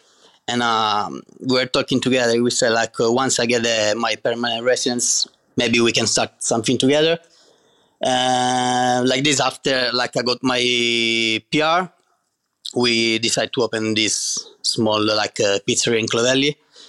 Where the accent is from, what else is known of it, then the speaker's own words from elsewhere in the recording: Catania, Sicily, Italy; English is a second language; I'm from Sicily, Catania.